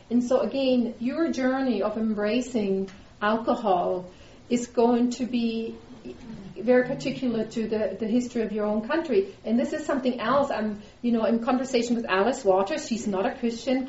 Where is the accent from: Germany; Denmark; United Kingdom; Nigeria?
Germany; moved away; I grew up in the Lutheran tradition in Germany